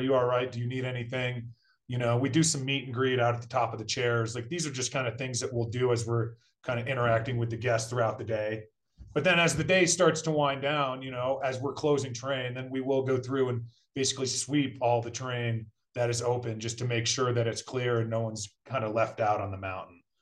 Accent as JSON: {"language": "English", "town": "Brattleboro", "region": "Vermont", "country": "United States", "tie": "born or raised there", "moved": "as an adult", "lives_now": "Colorado, United States", "said": "I grew up in Brattleboro, Vermont."}